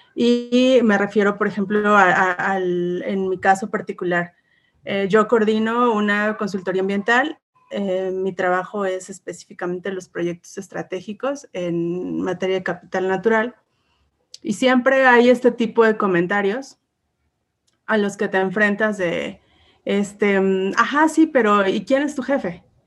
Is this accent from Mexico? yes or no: yes; Puebla, Mexico; soy una mujer mexicana, orgullosamente poblana.